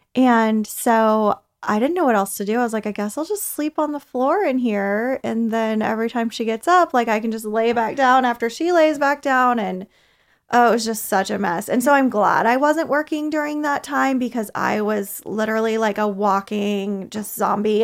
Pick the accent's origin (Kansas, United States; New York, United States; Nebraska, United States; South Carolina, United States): Kansas, United States; now in Athens, United States; I'm originally from Kansas, so I'm a transplant